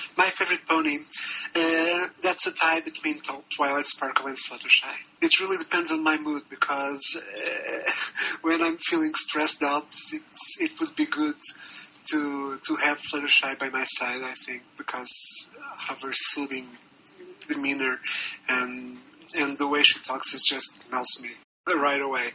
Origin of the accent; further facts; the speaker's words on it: Portugal; moved away as an adult; now in Brasilia, Brazil; I'm from Portugal. I, I came to work here